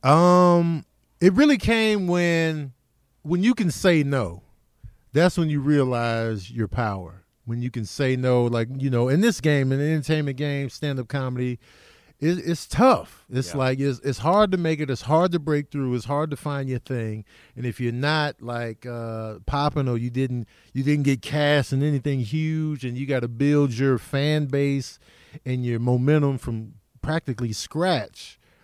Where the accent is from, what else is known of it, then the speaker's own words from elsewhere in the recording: Chicago, Illinois, United States; also born or lived in Grand Rapids, Michigan; I grew up in Chicago. I was born in, in Grand Rapids, Michigan, but I was a baby when we went back to Chicago.